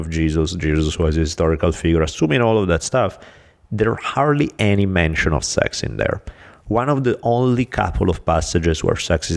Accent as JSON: {"language": "English", "country": "Italy", "moved": "yes", "said": "I'm from Italy."}